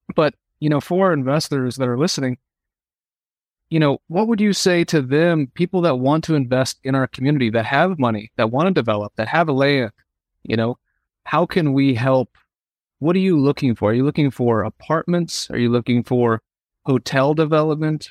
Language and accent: English; Sedona, Arizona, United States; I grew up in Sedona